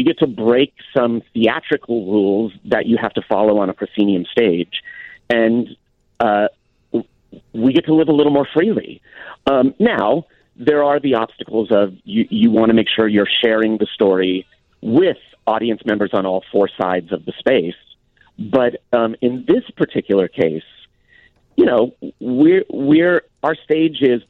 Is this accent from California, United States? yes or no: yes; San Diego, California, United States; I'm from San Diego. That's my home base